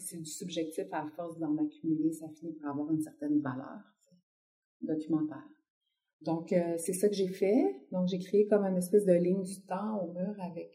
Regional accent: Quebec City, Quebec, Canada; moved away as an adult; also born or lived in Lévis; now in Montreal, Canada; j'ai grandi à Québec. J'y suis arrivée quand j'avais trois mois.

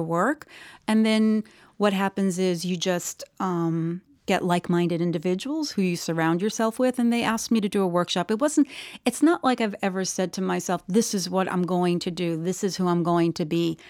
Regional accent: New York, United States; I was born in New York, New York

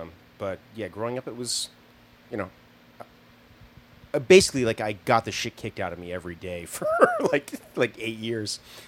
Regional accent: Fairfield, Iowa, United States; moved away; also born or lived in Philadelphia suburbs, Pennsylvania; I grew up in Iowa mostly, Fairfield, Iowa. My parents are transcendental meditators.

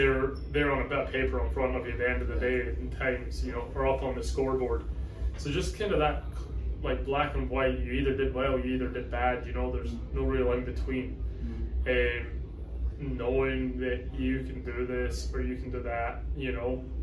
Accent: Scotland, United Kingdom; moved away as an adult; also born or lived in Georgia, United States; now in Florida, United States; I'm originally from Scotland and came over to America

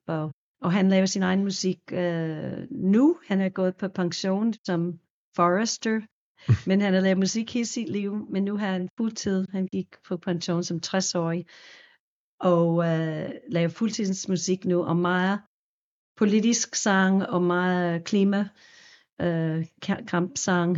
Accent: New York, United States; Danish is a second language; now in Denmark; også fra New York oprindeligt

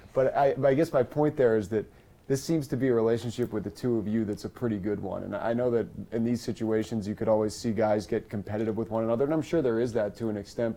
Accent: United States; Sam and I grew up in the United States

